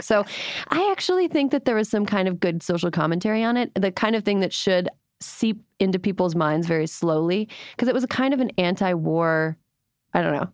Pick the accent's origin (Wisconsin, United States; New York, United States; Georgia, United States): Wisconsin, United States; a fellow Wisconsin native